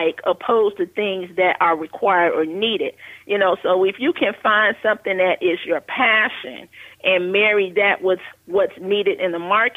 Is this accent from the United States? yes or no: yes; Chicago, Illinois, United States; I grew up in Chicago on the West Side